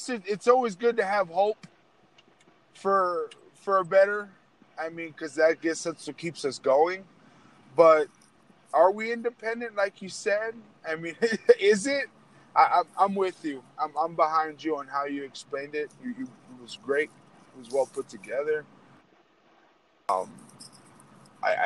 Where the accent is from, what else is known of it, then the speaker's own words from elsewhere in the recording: United States; also born or lived in Texas / New Mexico; I grew up in Texas, New Mexico. I've been here forever. It's where I grew up